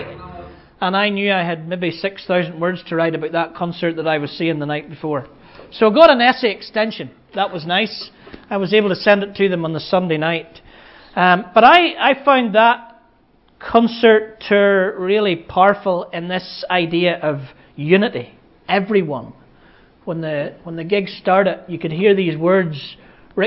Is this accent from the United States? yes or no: no; Ballymena, Northern Ireland, United Kingdom; also born or lived in Belfast; I'm from Ballymena, which is like being from the Bible Belt